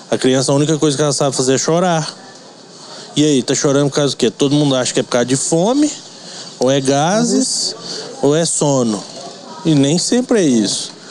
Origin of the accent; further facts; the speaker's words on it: Goiás, Brazil; moved away as an adult; now in Avaré, Brazil; eu sou de Goiás, né?